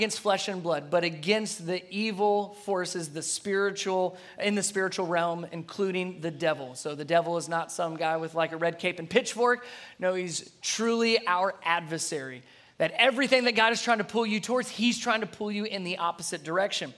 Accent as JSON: {"language": "English", "town": "Cincinnati", "region": "Ohio", "country": "United States", "moved": "yes", "said": "I'm originally from Cincinnati, Ohio"}